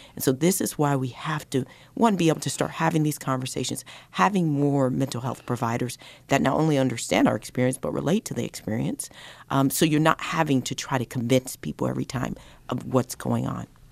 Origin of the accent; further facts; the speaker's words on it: Colorado, United States; I grew up in Colorado